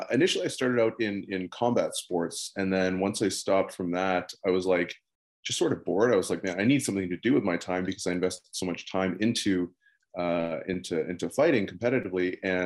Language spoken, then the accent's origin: English; Netherlands; born there; I was born in the Netherlands, but long story, that's actually not even my real name.